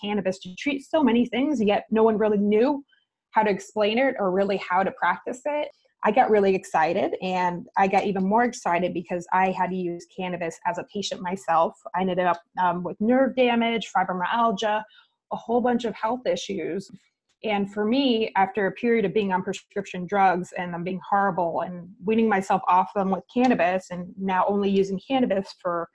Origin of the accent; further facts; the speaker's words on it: New Jersey, United States; moved away; also born or lived in Texas / California; in New Jersey, where I'm from